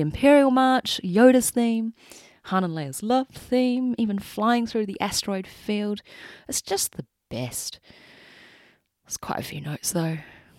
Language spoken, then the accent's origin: English; New Zealand; I'm not Australian, as everyone knows. I'm a Kiwi.